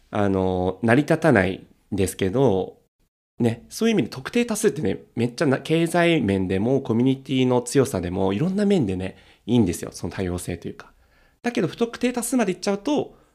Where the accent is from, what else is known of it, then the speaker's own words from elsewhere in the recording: Tokyo, Japan; 東京なのに出身生まれ育ち、